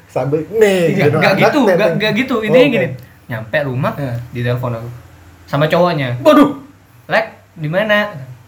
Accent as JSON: {"language": "Indonesian", "region": "East Java", "country": "Indonesia", "said": "itu ini loh ini loh ini loh sebagai orang Madura"}